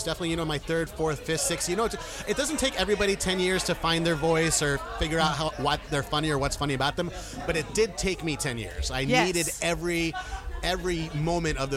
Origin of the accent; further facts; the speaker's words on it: Hudson Valley, New York, United States; now in Philadelphia, United States; I grew up in the Hudson Valley